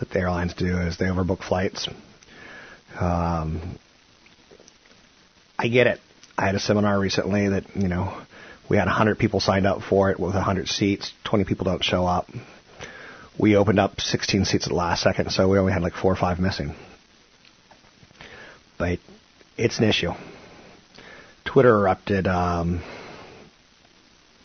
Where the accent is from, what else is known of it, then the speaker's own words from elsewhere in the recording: California, United States; I'm Californian